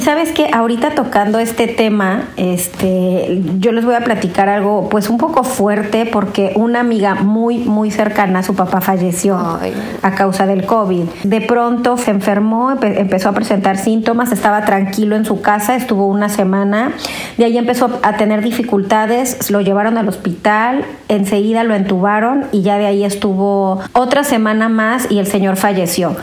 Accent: Mexico; now in Brussels, Belgium; soy una mexicana en Bruselas

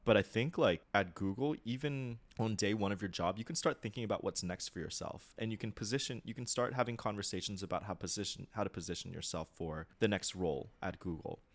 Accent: United States; moved away as an adult; also born or lived in Japan; I'm a typical American

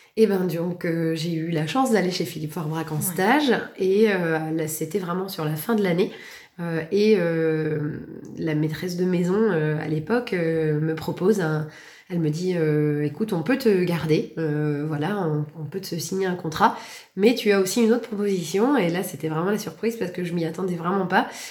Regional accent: Valognes, Normandy, France; moved away as an adult; also born or lived in Paris / London; je suis originaire du Cotentin, née à Valognes, partie pendant plus de 10 ans à l'étranger comme sommelière dans les restaurants et puis je suis revenue

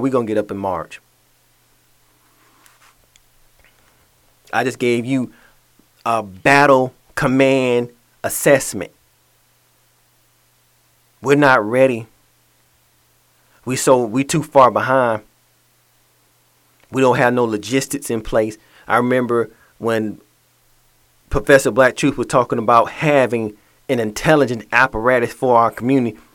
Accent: Atlanta, Georgia, United States; moved away; my hometown of Atlanta

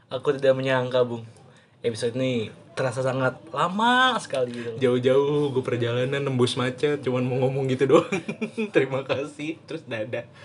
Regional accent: Jakarta, Indonesia; gue kan orang Jawa ya dan gue besar di Jakarta gue nggak paham kan nggak terlalu paham bahasa Jawa kan

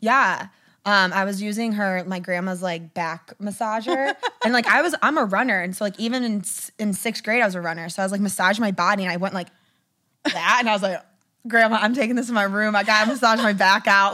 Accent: outside Detroit, Michigan, United States; Michigan, outside Detroit

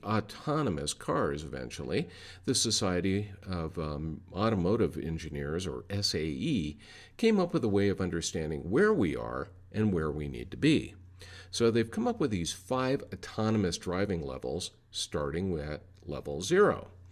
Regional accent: Denver, Colorado, United States; my hometown of Denver, Colorado

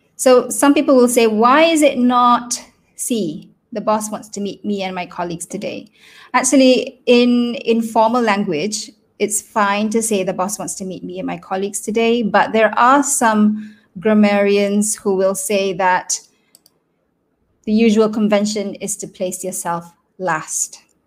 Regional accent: Selangor, Malaysia; first language Malay; English is a second language; I am from Selangor and we are in CMCO

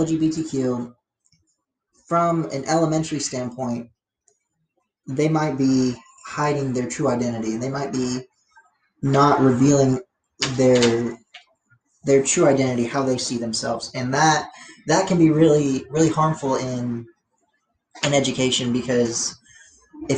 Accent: United States

